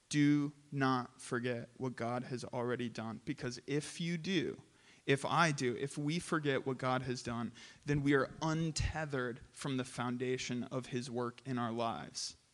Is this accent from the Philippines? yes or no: yes; Philippines; I grew up in the Philippines for seven years, and there are many flavors in the Philippines that are not available here.